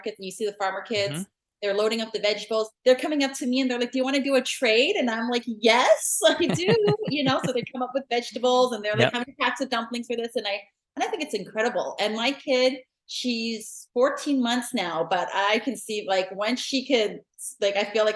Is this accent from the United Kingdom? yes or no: no; Regina, Saskatchewan, Canada; now in British Columbia, Canada; I grew up in Regina, Saskatchewan. So I'm a prairie girl through and through.